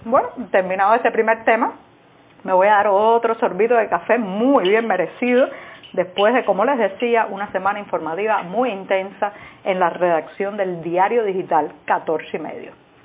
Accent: Cuba; en una sociedad como la cubana, donde por décadas hemos vivido sometidos a la desinformación

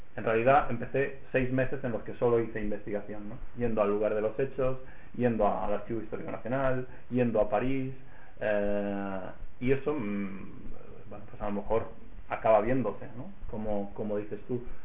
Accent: Reus, Catalonia, Spain; en Reus, que es mi ciudad natal

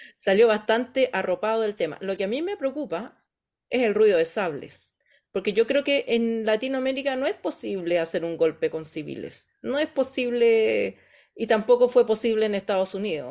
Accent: Chile; nosotros como, como chilenos

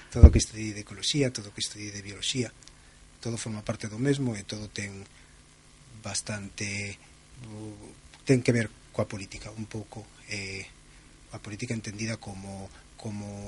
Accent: Barcelona, Catalonia, Spain; Eu son galego de Barcelona

